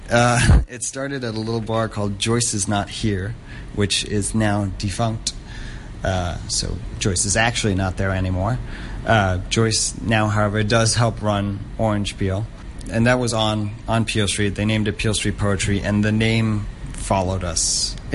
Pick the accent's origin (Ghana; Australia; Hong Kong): Hong Kong; as a third culture kid growing up in Hong Kong, which is that you never really feel too connected to where you're from